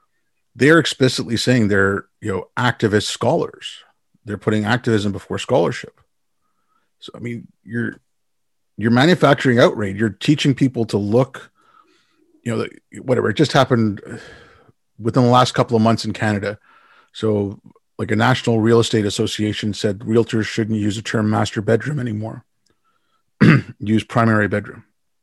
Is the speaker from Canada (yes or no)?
no; India; born there; I was born in India.